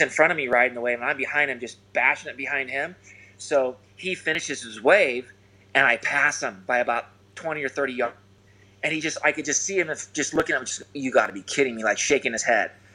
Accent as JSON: {"language": "English", "town": "Newport Beach", "region": "California", "country": "United States", "tie": "born or raised there", "said": "growing up in Newport around the the you know the jetty"}